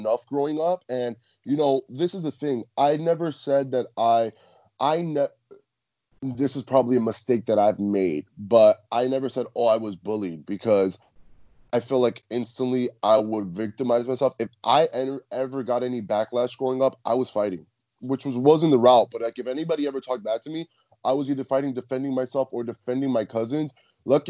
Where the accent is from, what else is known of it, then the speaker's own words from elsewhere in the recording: Cuba; I'm Cuban. So I think like growing up in the Latin culture